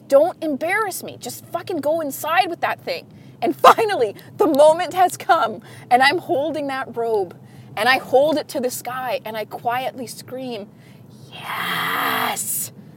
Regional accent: Canada; I'm Canadian

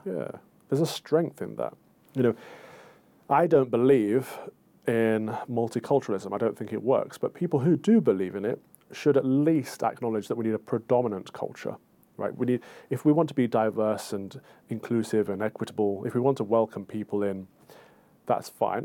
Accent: United Kingdom; as Brits

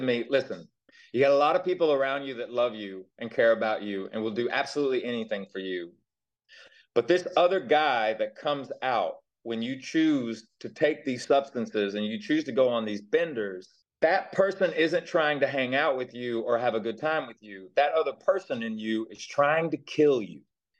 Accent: the South, United States; born there; Like, I was born in the South and what have you

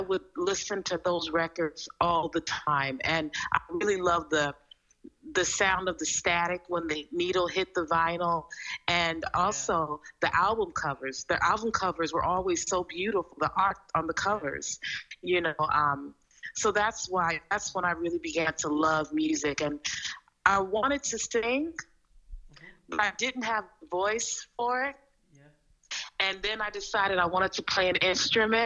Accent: Oakland, California, United States; also born or lived in Milwaukee, Wisconsin; I was born in Milwaukee, mm-hmm. Wisconsin, here in the U.S., and then when I was still a baby, my mother moved us to Oakland, California, and that's where I spent

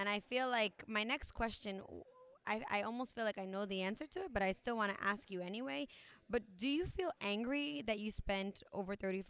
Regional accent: New York, United States; moved away; I'm originally from New York, so I'm 3,000 miles away from there. I'm even further from Puerto Rico. Most of my family at this point is in New York, New Jersey

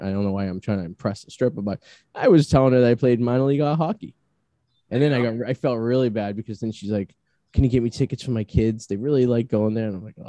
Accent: New Jersey, United States; I'm from Hope Hogan, New Jersey.

